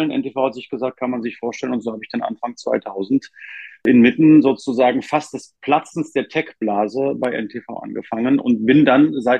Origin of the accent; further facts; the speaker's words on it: Potsdam, Brandenburg, Germany; born there; ich bin ja gebürtiger Potsdamer